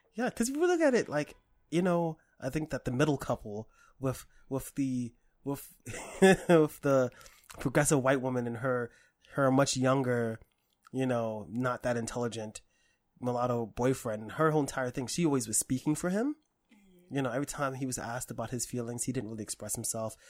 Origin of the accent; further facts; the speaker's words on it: New York City, New York, United States; I grew up in Harlem and in the Bronx